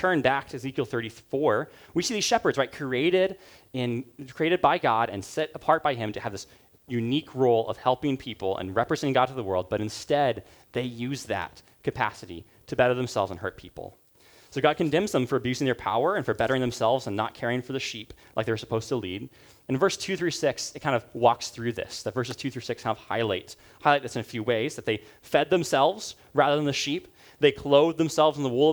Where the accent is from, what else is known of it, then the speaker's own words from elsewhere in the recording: Uganda; moved away; So where I grew up in Uganda